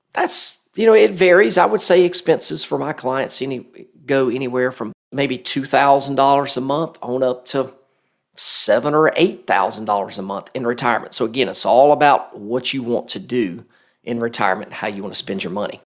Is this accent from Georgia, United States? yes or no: yes; Macon, Georgia, United States; also born or lived in Marietta, Georgia; my hometown of, of Macon, Georgia